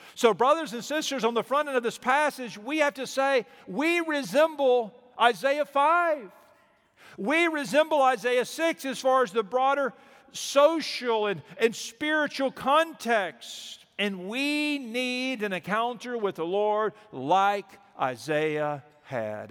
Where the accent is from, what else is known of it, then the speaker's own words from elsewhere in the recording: Mobile, Alabama, United States; moved away; we are from Mobile. We grew up on the, on the Gulf Coast there